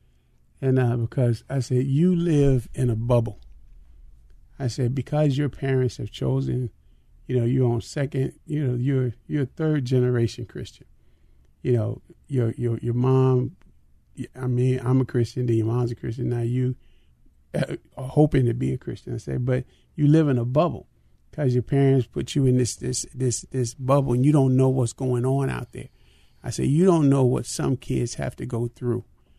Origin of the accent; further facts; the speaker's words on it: Chicago, Illinois, United States; when I was growing up in Chicago